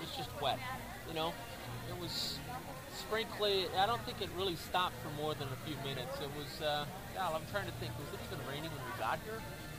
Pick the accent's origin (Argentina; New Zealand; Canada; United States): United States; Grand Haven, Michigan; We're from Green Haven.